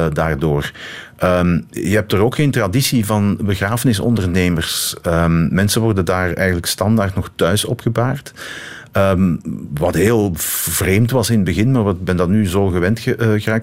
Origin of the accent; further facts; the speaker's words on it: Limburg, Flanders, Belgium; moved away; also born or lived in East Cantons; wij als kind in de Limburg